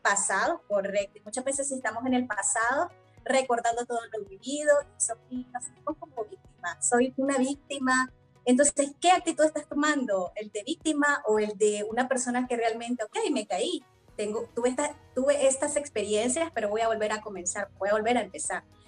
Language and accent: Spanish; Nicaragua; also born or lived in Mexico City, Mexico; desde muy pequeña participé con diferentes, en diferentes espacios, ¿verdad? De, de participación juvenil, de adolescentes en torno a lo que es la prevención de violencia y derechos de la niña y la adolescencia en mi país, en Nicaragua